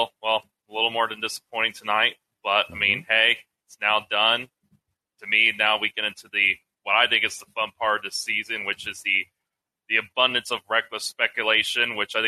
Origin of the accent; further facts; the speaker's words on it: Texas, United States; I can't say I'm a true Minnesota sports fan because I'm from Texas